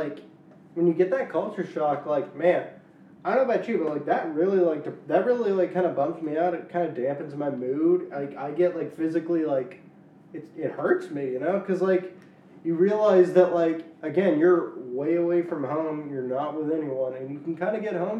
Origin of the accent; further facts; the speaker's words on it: Louisiana, United States; moved away as an adult; also born or lived in Shreveport / Arkansas / Texas; now in Washington, D.C., United States; I grew up in Louisiana, spent 2 years in Arkansas, 3 years in Texas, and now I'm here